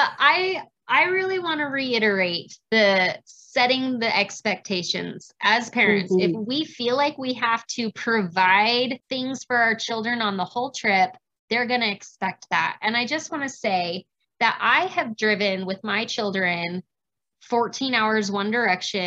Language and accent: English; Arizona, United States; now in Utah, United States; I grew up in Arizona.